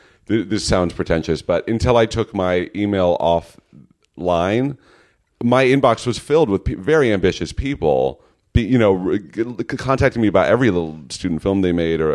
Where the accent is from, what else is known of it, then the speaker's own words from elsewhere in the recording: California, United States; I'm from the Bay Area. I went to NYU and I got my BFA in acting and then I came here.